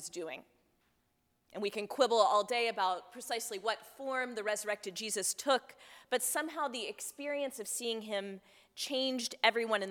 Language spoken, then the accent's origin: English; Texas, United States; I grew up in Texas